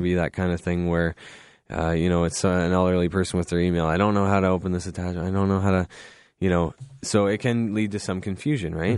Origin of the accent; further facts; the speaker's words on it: Goderich, Ontario, Canada; I grew up in Goderich. I love Goderich, very small town